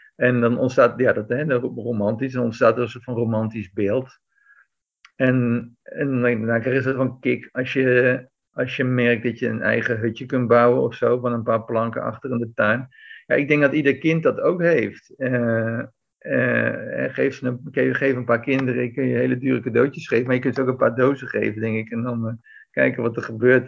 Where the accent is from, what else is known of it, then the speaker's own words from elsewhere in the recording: Netherlands; moved away as an adult; also born or lived in Belgium; now in Greece; als Nederlander, als Nederlandse bergbeklimmer